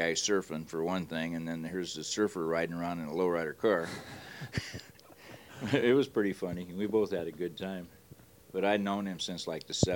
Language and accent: English; Hawthorne, California, United States; I grew up in Hawthorne